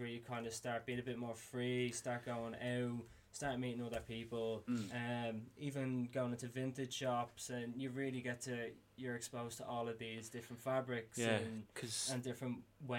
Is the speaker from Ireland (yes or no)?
yes; Dublin, Leinster, Ireland; also born or lived in Australia; growing up in Drimna, it was all very much like tracksuits.